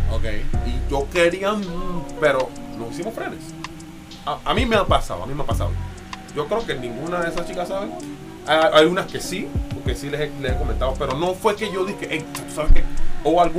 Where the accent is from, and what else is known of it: Panama